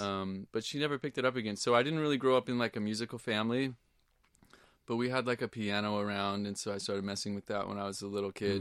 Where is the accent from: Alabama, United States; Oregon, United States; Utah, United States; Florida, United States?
Oregon, United States; Portland; now in Duarte, United States; when I grew up in Portland